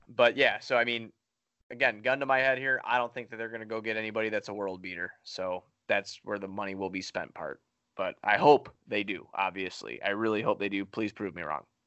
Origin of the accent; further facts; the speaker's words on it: Chicago, Illinois, United States; I'm from Chicago